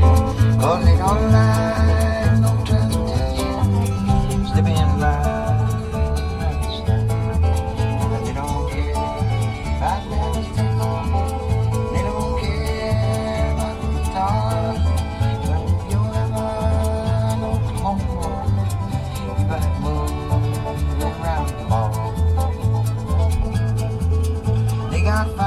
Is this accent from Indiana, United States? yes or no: yes; Indiana, United States; I'm from Indiana